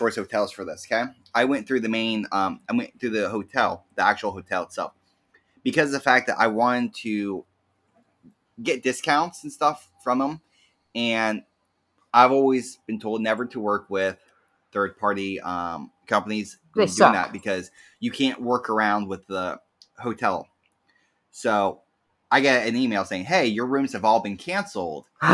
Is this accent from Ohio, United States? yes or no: yes; Zanesville, Ohio, United States; I'm from Zanesville